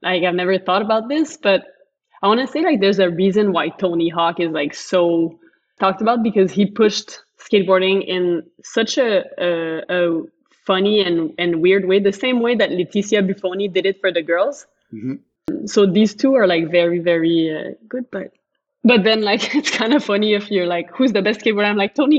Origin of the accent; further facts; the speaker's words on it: Montreal, Quebec, Canada; I'm from Montreal